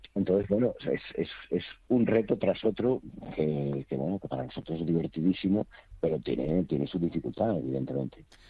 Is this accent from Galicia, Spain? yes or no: yes; Rías Baixas, Galicia, Spain; yo soy de las Rías Baixas eh, y tengo un acento completamente diferente al que es de la Mariña Lucense